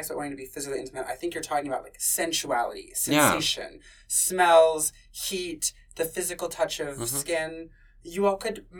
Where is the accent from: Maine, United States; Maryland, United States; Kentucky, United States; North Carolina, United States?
Kentucky, United States; I'm from Kentucky.